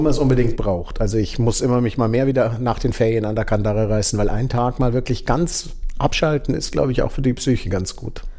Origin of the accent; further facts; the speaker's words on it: Starnberg, Bavaria, Germany; moved away as an adult; also born or lived in Tübingen / Kiel; now in Würzburg, Germany; ich kommen aus Oberbayern, ähm, sind in Starnberg aufgewachsen